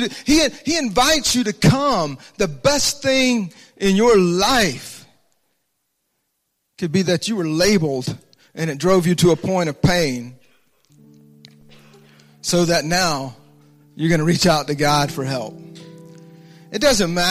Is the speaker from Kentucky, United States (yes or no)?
no; Alabama, United States; I grew up in the South, a little church down in Alabama